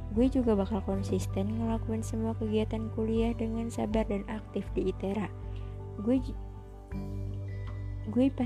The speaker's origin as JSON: {"language": "Indonesian", "town": "Tangerang", "region": "Banten", "country": "Indonesia", "tie": "born or raised there", "said": "Gue lahir dan stay di Tangerang bareng orang tua."}